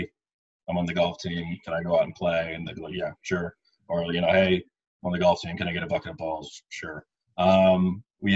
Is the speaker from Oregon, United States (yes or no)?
yes; Portland, Oregon, United States; moved away as an adult; also born or lived in Indiana / Arizona; I grew up just outside of Portland, Oregon.